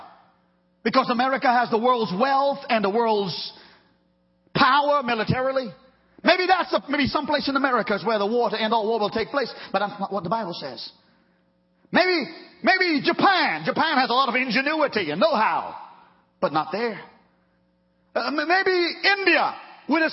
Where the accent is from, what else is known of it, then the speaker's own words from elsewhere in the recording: Trinidad & Tobago; moved away; growing up in Trinidad when Texaco was in Trinidad very strong